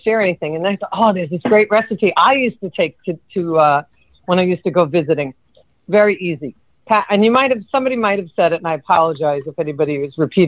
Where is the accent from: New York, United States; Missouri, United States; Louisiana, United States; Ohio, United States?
New York, United States; now in Florida, United States; I'm …. I'm from New York, and I live in Southern Florida.